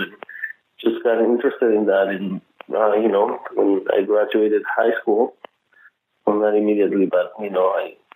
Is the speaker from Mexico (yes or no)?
yes; Mexico City, Mexico; I grew up in Mexico City